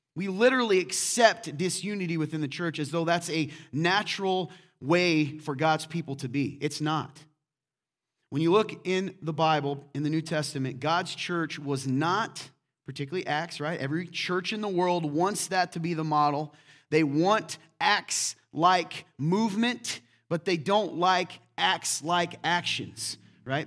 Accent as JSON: {"language": "English", "region": "the South", "country": "United States", "moved": "yes", "lives_now": "Midwest, United States", "said": "Here in the Midwest, I'm from the South, too"}